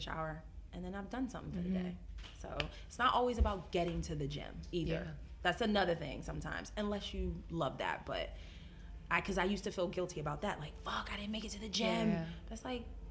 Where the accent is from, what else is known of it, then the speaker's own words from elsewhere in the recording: Philadelphia, Pennsylvania, United States; moved away; I'm from Philadelphia